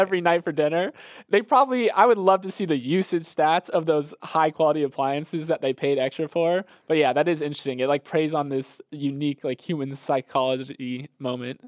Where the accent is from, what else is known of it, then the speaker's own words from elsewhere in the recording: Florida, United States; I'm from Florida